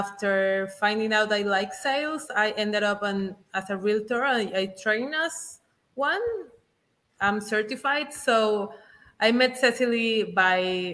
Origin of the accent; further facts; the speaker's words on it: Mérida, Yucatán, Mexico; moved away as an adult; also born or lived in Mexico City; I'm actually from Merida, Yucatan. This is in Mexico